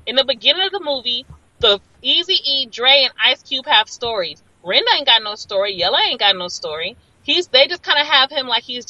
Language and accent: English; Los Angeles, California, United States; I feel like I'm from South Central. That's where I live. That's where I'm from.